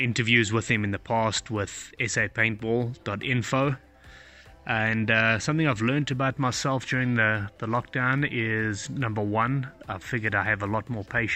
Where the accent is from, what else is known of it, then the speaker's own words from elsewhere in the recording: South Africa; I'm from South Africa.